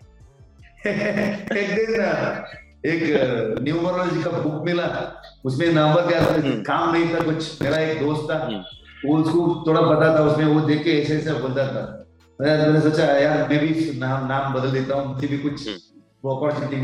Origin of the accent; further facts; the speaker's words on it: Karnataka, India